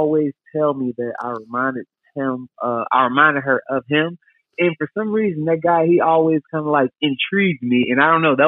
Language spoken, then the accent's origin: English; Dolton, Illinois, United States; also born or lived in Chicago suburbs; I'm from Dalton, Illinois, man. I grew up there.